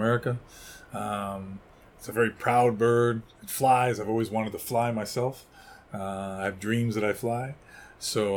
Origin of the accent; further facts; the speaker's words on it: New York City, New York, United States; I was born in New York City. First house was a small apartment in a place called Jackson Heights in New York City.